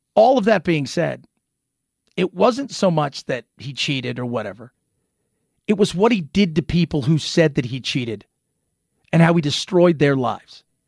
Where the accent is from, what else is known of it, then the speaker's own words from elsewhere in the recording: Long Beach, California, United States; I grew up in Long Beach, Strong Beach, California.